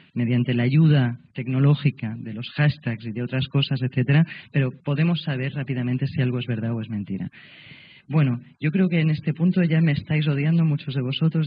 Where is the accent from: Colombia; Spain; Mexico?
Spain; Catalonia; como catalana